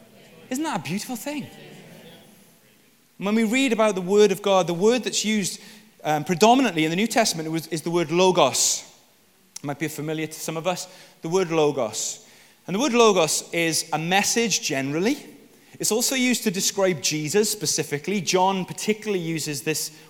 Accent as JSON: {"language": "English", "region": "Wales", "country": "United Kingdom", "said": "I'm Welsh"}